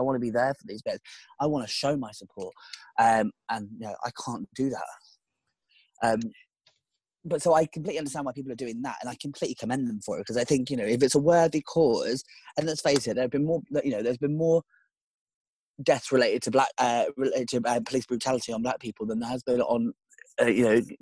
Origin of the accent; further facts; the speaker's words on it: United Kingdom; we as the British